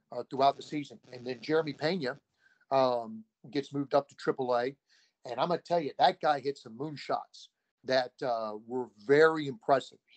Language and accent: English; Ohio, United States; I grew up near Cincinnati, so I've always been a Reds fan.